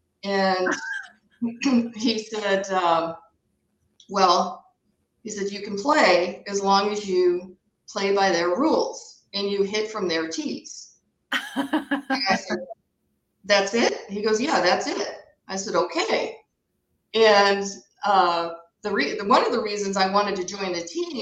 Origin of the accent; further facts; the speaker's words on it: Michigan, United States; I'm originally from Michigan. I was born and raised